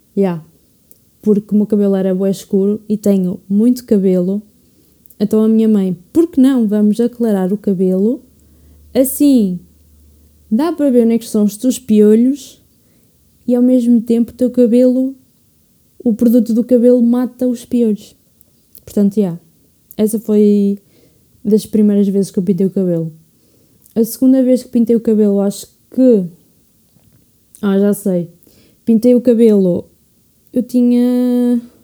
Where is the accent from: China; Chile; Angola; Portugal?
Portugal; quero ficar cá em Portugal, apesar do país que é, mas já, tipo, já pensei em migrar, mas acho que no fundo acho que ia sentir muito, muita falta de Portugal. Portugal é a minha casa